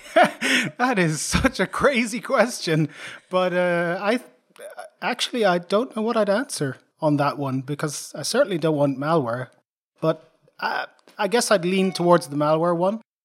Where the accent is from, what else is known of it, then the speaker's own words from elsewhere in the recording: Dublin, Leinster, Ireland; moved away as an adult; now in Sweden; I'm an Irish guy, so I was born in Dublin. Ireland, nineteen sixty-six